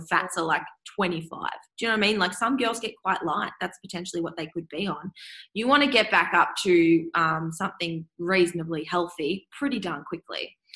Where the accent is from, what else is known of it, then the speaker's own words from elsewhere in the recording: Swan Hill, Victoria, Australia; now in Melbourne, Australia; I'm back in my hometown of Swan Hill, which is um, sort of up the top of Victoria, country Victoria. I grew up there and moved to Melbourne